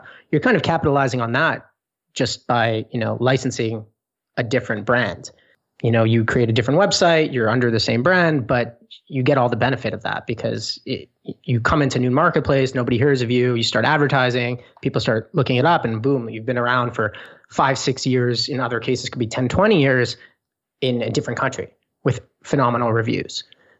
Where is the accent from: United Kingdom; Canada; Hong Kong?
Canada; being Canadian, being, you know, in Toronto, which is the hub of business of all of Canada